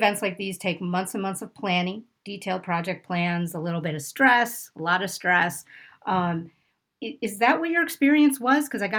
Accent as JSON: {"language": "English", "town": "Pittsburgh", "region": "Pennsylvania", "country": "United States", "said": "I'm from Pittsburgh"}